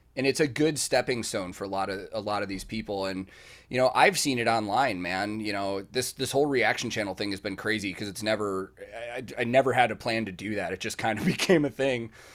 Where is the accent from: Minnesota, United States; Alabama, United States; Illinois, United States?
Illinois, United States; Chicago; moved away as an adult; now in Nashville, United States; I'm originally from Chicago